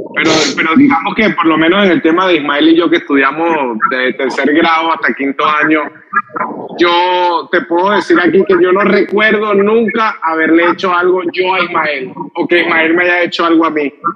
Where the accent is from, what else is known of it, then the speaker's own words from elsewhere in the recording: Los Teques, Miranda, Venezuela; moved away as an adult; now in Caracas, Venezuela; ¿de dónde eres tú? De los teques